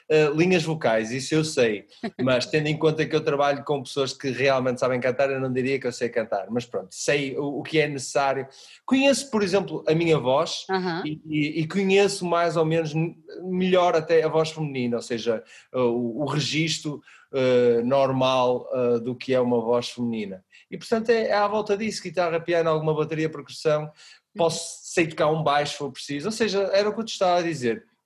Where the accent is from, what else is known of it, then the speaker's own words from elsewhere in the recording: Porto, Norte, Portugal; Eu sou do Porto. És do Porto, pronto. Nascido, ah. nascido no, no, centro da cidade mesmo, na Sé.